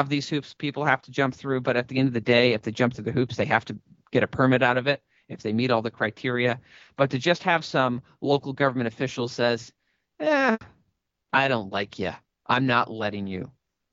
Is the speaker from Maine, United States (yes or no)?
yes; Maine, United States; Maine playing a role in that, my home state